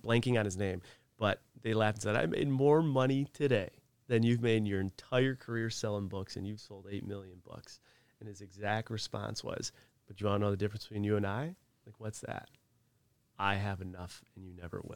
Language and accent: English; Northeast, United States; moved away; I come from the Northeast